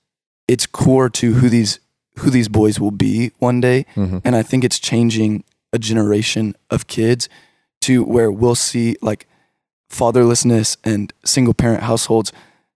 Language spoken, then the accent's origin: English; Richardson, Texas, United States; I grew up in the Richardson area.